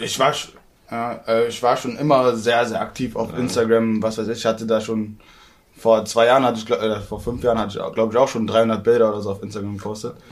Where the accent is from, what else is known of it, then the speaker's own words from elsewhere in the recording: Berlin, Germany; ich bin halt Berliner